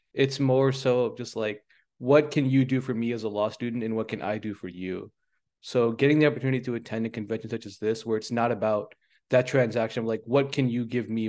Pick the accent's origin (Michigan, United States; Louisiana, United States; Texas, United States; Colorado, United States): Louisiana, United States; Bay Area, California; moved away as an adult; also born or lived in Boston; So I was born in the Bay Area in California, in a suburb of San Francisco that was essentially fifty percent Asian. And I moved later on to Louisiana, where me and my brother were the only South Asians in my entire high school